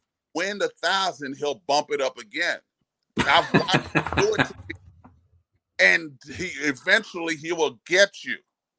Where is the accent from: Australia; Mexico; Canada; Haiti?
Haiti; You know, I grew up in Haiti, so I got to have some of my island sounds, some salsa.